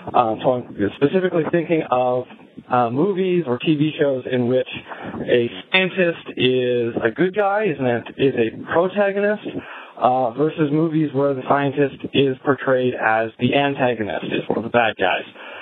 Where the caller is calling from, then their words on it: Nunavut, Canada; But at the moment, I am calling you from Ellesmere Island in the extreme high Arctic. I'm much closer to the North Pole than you are.